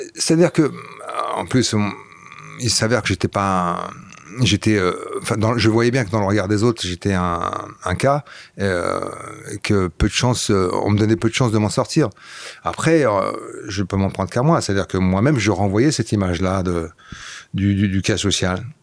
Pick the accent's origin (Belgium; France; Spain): Belgium; about an hour from Brussels, Flanders; first language Flemish; French is a second language; moved away; c'était ma langue naturelle, c'est ma première langue. J'ai grandi là-bas, donc euh, la première langue que j'ai parlé c'était le flamand